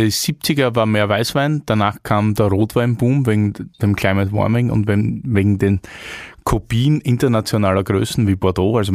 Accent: Austria; Aber ist man stolz als Österreicher auf Arnold Schwarzenegger?

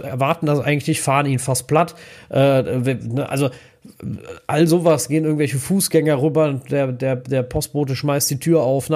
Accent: Germany; als Deutscher

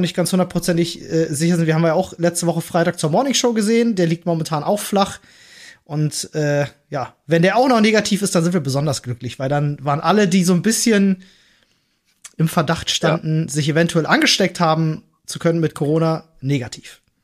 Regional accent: Berlin, Germany; als Berliner Kind

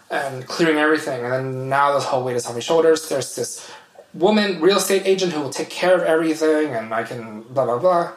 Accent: United States; moved away as an adult; also born or lived in Vietnam / Sweden; now in Switzerland; my hometown is near Washington D.C.

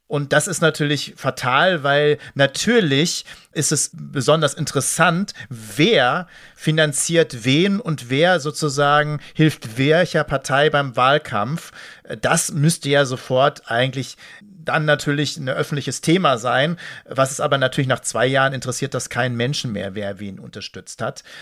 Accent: Dortmund, North Rhine-Westphalia, Germany; ich will jetzt gar nicht auf Fußball eingehen, das sollte ich als Dortmunder vielleicht nicht

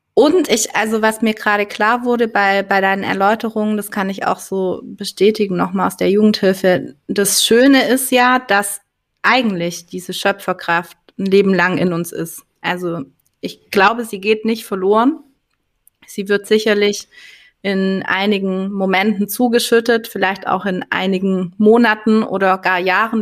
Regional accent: Swabia, Germany

